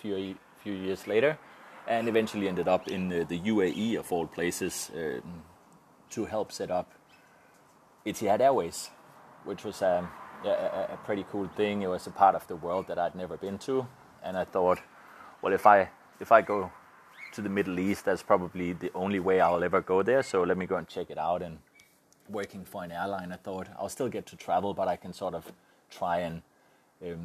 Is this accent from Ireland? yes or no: no; Denmark; I'm from Denmark